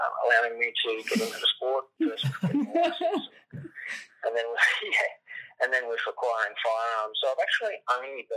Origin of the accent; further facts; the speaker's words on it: Clarence Valley, northern New South Wales, Australia; moved away as an adult; now in Brisbane, Australia; I grew up in northern New South Wales